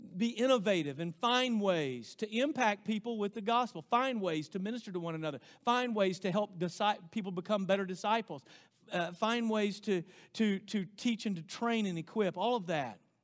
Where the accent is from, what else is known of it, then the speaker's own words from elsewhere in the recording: United States; as American Christians